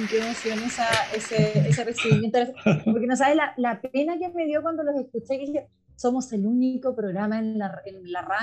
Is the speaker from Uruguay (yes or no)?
yes; Uruguay; also born or lived in Argentina; Así que mi mamá fue a Argentina, nací en Argentina y a las dos semanas volví a Uruguay. Así que en estricto rigor yo debería ser uruguaya, pero tengo pasaporte argentino como todo el resto de la familia.